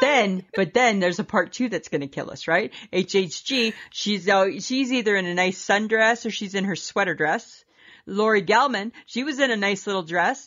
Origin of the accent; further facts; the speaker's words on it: Canada; we're Canadian.